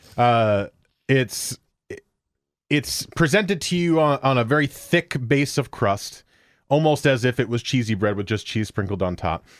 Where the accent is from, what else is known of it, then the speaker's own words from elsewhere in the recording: New Jersey, United States; now in Beaverton, United States; My home hometown is still in New Jersey, but my new hometown in Beaverton